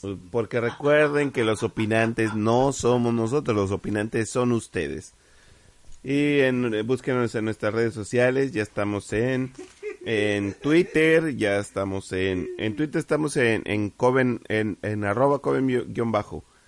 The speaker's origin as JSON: {"language": "Spanish", "country": "Mexico", "said": "somos mexicanos"}